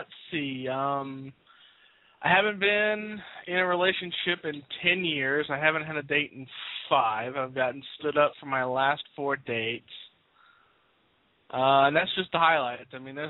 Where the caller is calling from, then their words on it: Indiana, United States; I'm calling from Indiana.